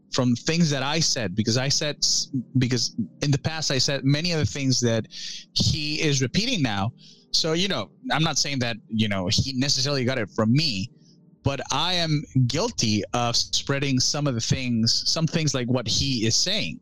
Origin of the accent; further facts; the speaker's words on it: Venezuela; also born or lived in Illinois, United States; now in United States; I grew up in Venezuela all my life